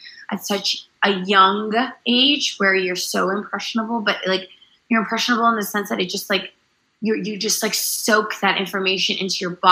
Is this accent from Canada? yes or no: yes; Toronto, Ontario, Canada; also born or lived in India / Netherlands / Iran; When I was from the age of 4 to 6, we lived in Holland for 2 years. And then we were raised in Canada